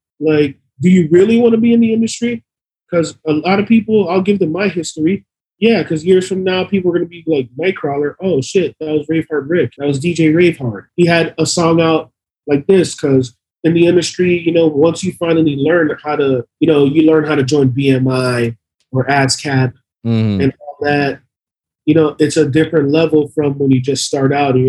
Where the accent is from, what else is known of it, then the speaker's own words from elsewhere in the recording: Miami, Florida, United States; we're from Miami.